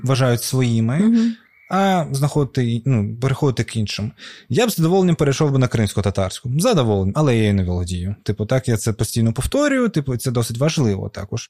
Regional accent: Crimea, Ukraine; Крим це твоя батьківщина. І для мене це було зрозуміло, що це моя земля

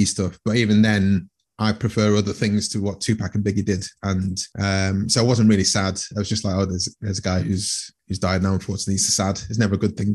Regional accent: Manchester, North West England, United Kingdom; I grew up in Manchester

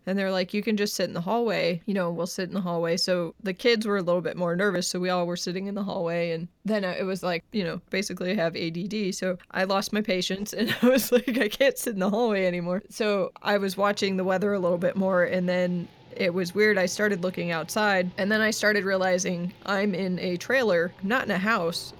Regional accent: New Hampshire, United States; moved away as an adult; now in California, United States; I was from New Hampshire

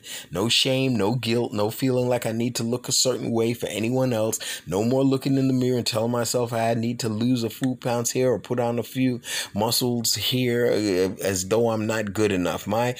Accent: Ukraine; born there; I was born in the Ukraine and have been fortunate enough to experience various cultures and customs while spending time in different parts of the world.

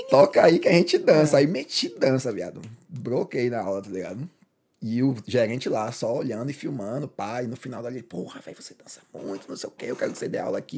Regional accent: Salvador, Bahia, Brazil; moved away

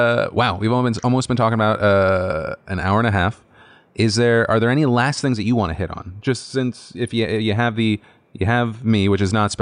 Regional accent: North Carolina, United States; Cause I remember like when I was growing up in North Carolina, if I wanted to dance

